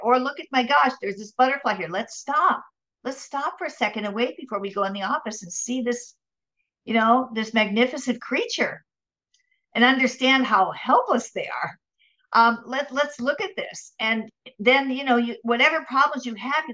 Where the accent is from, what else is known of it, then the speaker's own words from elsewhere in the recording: Minnesota, United States; moved away as an adult; also born or lived in San Diego; now in Orange County, United States; I'm from Minnesota